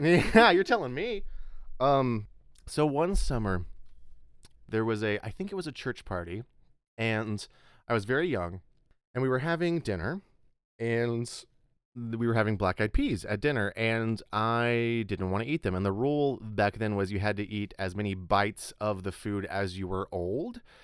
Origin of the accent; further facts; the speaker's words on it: Texas Panhandle, United States; moved away as an adult; also born or lived in Chicago; I grew up in the Panhandle of Texas